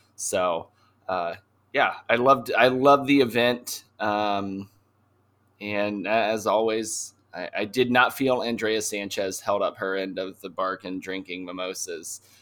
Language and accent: English; Canton, Ohio, United States; it's not a town people speak very highly of. And, but it's my hometown